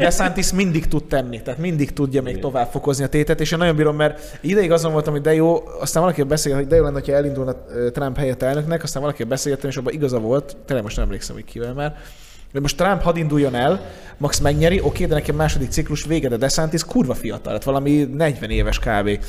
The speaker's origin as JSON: {"language": "Hungarian", "region": "Budapest", "country": "Hungary", "tie": "born or raised there", "said": "én Új-Budán nőttem fel"}